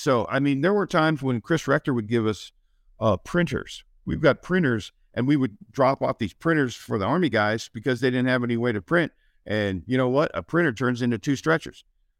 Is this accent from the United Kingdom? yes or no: no; Canada; well, I'm from Canada. So a couple means like 30.